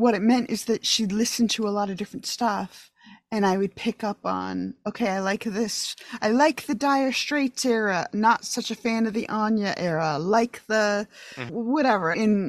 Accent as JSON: {"language": "English", "region": "New York", "country": "United States", "tie": "born or raised there", "moved": "as an adult", "said": "I grew up in upstate New York."}